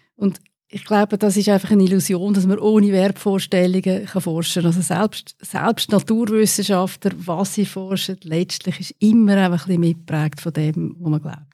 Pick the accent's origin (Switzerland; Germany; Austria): Switzerland; Windisch, Aargau; moved away as an adult; also born or lived in United States / Netherlands / Australia / Lausanne; Ich bin in Windisch aufgewachsen